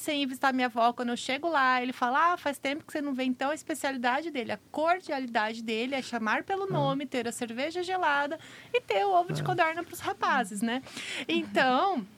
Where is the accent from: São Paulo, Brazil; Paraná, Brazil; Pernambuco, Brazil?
São Paulo, Brazil; Araçatuba; now in Campo Grande, Brazil; Tô falando lá da minha cidade, Araçatuba